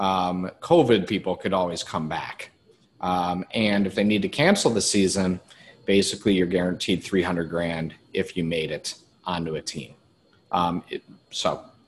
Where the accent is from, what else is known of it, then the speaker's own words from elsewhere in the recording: Cleveland, Ohio, United States; now in Arizona, United States; I grew up in Cleveland